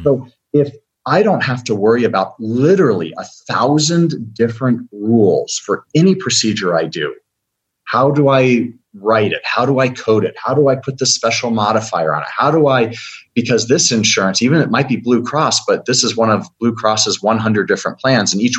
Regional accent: United States; I'm an American.

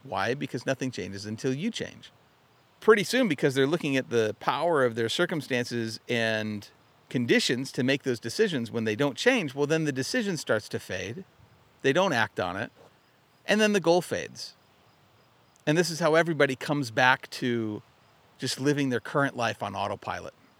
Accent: Arizona, United States; moved away as an adult; also born or lived in Utah; now in Michigan, United States; I grew up in Arizona.

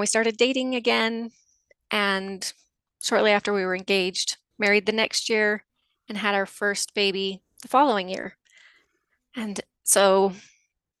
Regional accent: just south of Salt Lake, Utah, United States; I grew up in Utah, just south of Salt Lake

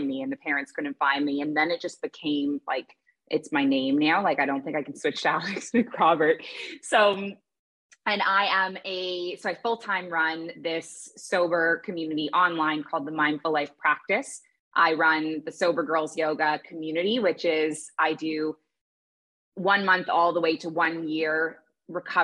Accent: Toronto, Ontario, Canada; moved away as an adult; also born or lived in Kuwait; I grew up in Toronto

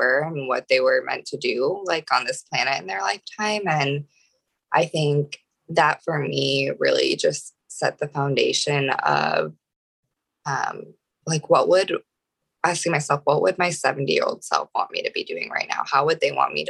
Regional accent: Ohio, United States; moved away as an adult; also born or lived in Austin, Texas; I grew up in Ohio

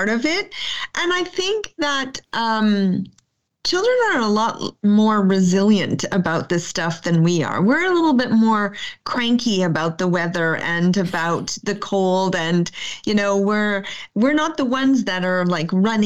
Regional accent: Canada; as a Canadian educator, we're really about forest schools

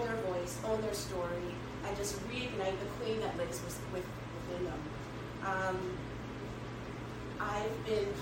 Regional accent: Ontario, Canada; also born or lived in Bahamas; I'm from Canada, Ontario, just outside of Toronto.

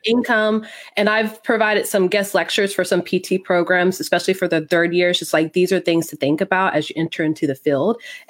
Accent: Texas, United States; I live a little north of Dallas. I'm a Texan Air Force brat, though.

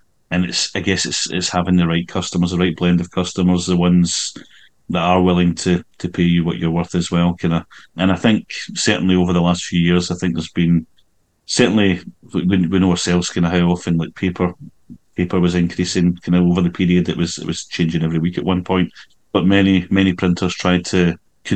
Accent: Glasgow, Scotland, United Kingdom; where I grew up in Glasgow

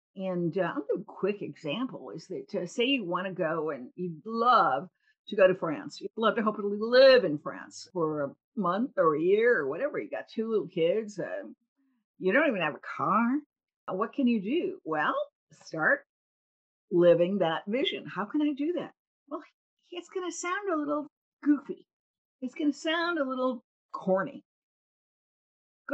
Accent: Cleveland, Ohio, United States; I was a little girl growing up in Cleveland.

